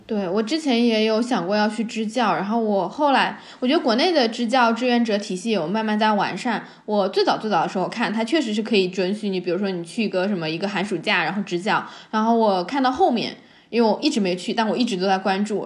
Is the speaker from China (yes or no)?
yes; China; 他们知道我是中国人